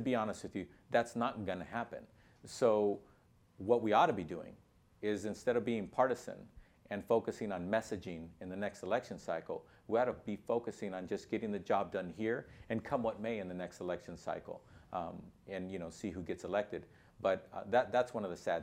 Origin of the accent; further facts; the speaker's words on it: Los Angeles, California, United States; I'm from Los Angeles, California